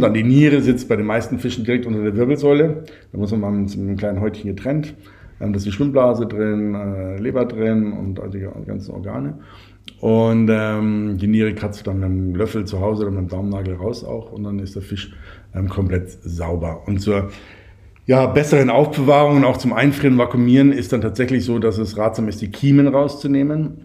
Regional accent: Bavaria, Germany; Bei uns in Bayern

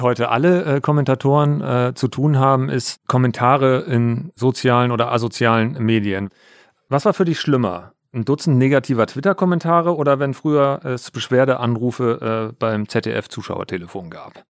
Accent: Altes Land, Lower Saxony, Germany; moved away; wenn ich in meiner Heimat bin. Ich komme ja aus dem alten Land

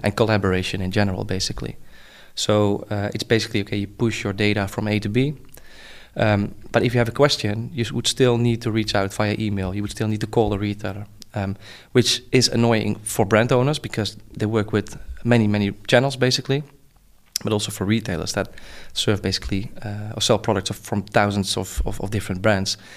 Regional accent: Netherlands; I'm from the Netherlands

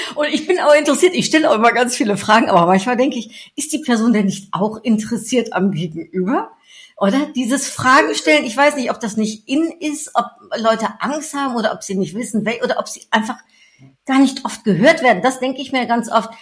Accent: Netherlands; moved away; Geboren, wie ich, in den Niederlanden

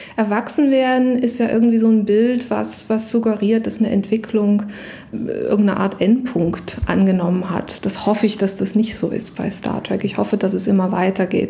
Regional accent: Saxony, Germany; Ich bin in Sachsen aufgewachsen

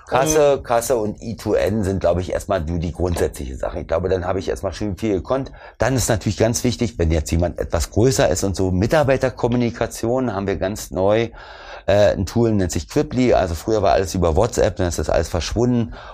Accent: East Germany, Germany; Ich komme ja aus dem Osten

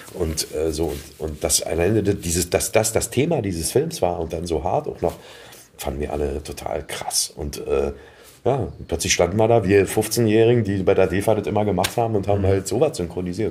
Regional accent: Berlin, Germany; Ich bin halt in Pankow geboren

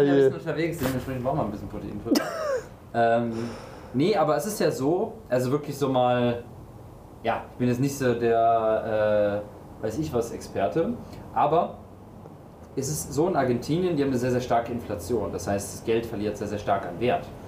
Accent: Cologne, North Rhine-Westphalia, Germany; ich komme ja aus Köln

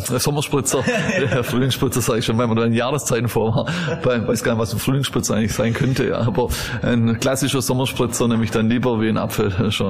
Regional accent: Southern Germany, Germany; aber ich bin in Süddeutschland aufgewachsen.

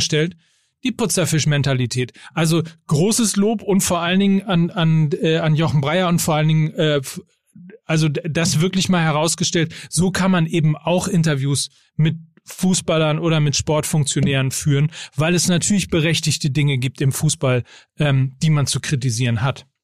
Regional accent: North Rhine-Westphalia, Germany; als Ostwestfale

